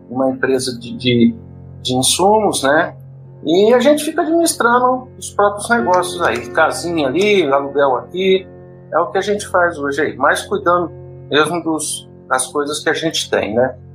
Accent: General Salgado, São Paulo, Brazil; also born or lived in São José do Rio Preto; now in Goiânia, Brazil; Resido aqui em Goiânia, mas eu sou paulista do interior de São Paulo, nascido em São José do Rio Preto, criado em General Salgado, que é uma cidadezinha próxima ali, cidade de satélite de São José do Rio Preto.

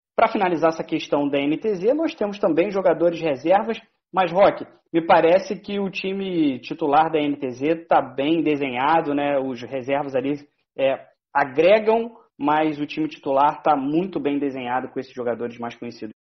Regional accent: interior of Rio de Janeiro, Brazil; Eu também é, sou do interior do Brasil também, mas só que no Rio de Janeiro

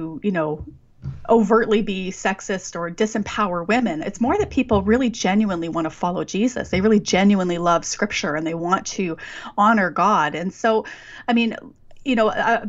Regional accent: Western Canada, Canada; Growing up in Western Canada

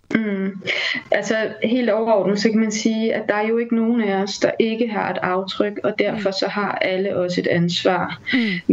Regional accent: Denmark; vi har som danskere

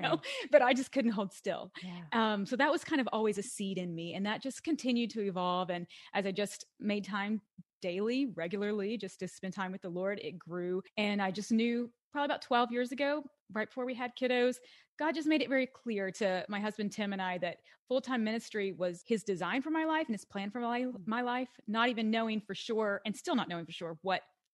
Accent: Western Kentucky, United States; moved away as an adult; also born or lived in Washington, D.C.; originally I'm from Western Kentucky

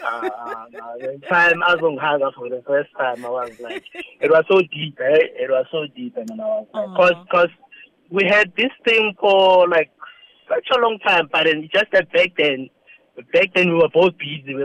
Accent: Soshanguve, Gauteng, South Africa; where I grew up in Soshanguve

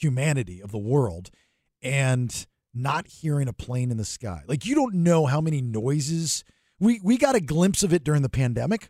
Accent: Sarasota, Florida, United States; that's my old stomping ground, you know, growing up in Sarasota

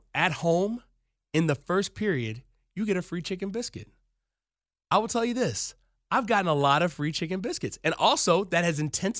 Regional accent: Alabama, United States; moved away; also born or lived in Philadelphia; because I'm from Alabama, I went to school in Mississippi, and then I slowly matriculated towards the Northeast.

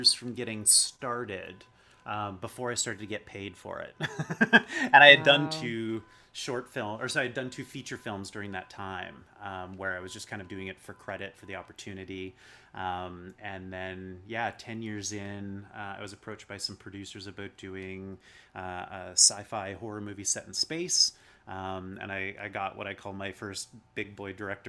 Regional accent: Chilliwack, British Columbia, Canada; also born or lived in Dawson Creek, British Columbia; now in Vancouver, Canada; I grew up in Chilliwack in the Fraser Valley. And then I moved right the heck out of there when I turned 18 and came to Vancouver.

